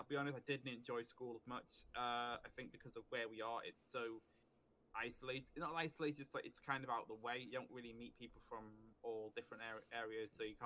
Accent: North Wales, United Kingdom; first language English; also born or lived in Buckley; I've lived in North Wales practically all my life. I did spend a little bit of time away, but I've lived in North Wales probably all my life, so I'm a proud North Wales person.

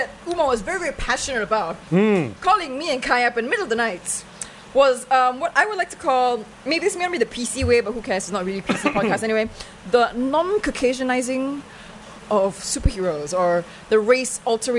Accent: Malaysia; I'm Malaysian.

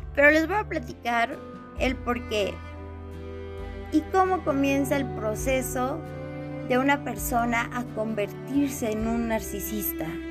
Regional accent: Mexico; soy de México

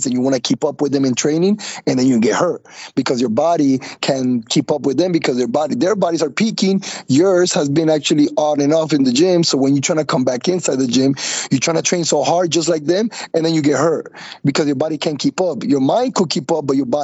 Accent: Colombia; now in Miami, United States; when I got here to the United States, because I was raised in Colombia

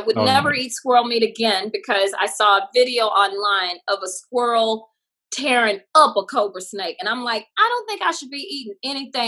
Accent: the South, United States; moved away as an adult; also born or lived in New York / Hollywood; I'm glad that I grew up in a small country town. I think it gave me my manners today. Like if somebody holds the elevator for me, I'm going to, ooh, thank you. Or if someone lets me over in traffic, I'm going to throw my hand up and say thanks. And I think that all comes from growing up in the South

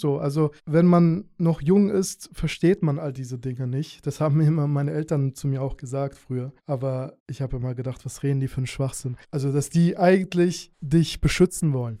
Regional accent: Hanau, Hesse, Germany; also born or lived in Azerbaijan / Schlüchtern, Hesse; Ich habe dann in Hanau meine Jugend verbracht

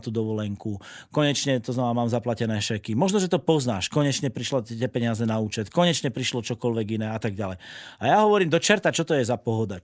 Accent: eastern Slovakia, Slovakia; also born or lived in Bratislava / Prague; som z Blava východ

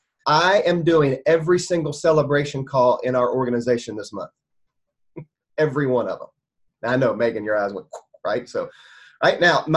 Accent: the South, United States; now in South Alabama, United States; I grew up in the South

